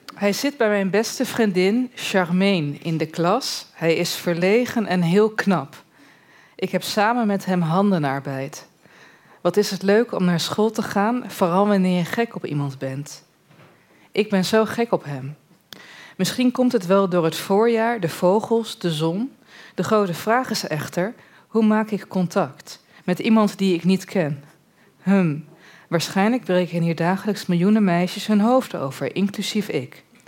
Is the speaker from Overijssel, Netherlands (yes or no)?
yes; Borne, Overijssel, Netherlands; also born or lived in Almelo; ik kom dus uit Borne en ik zat in Almelo op een middelbare school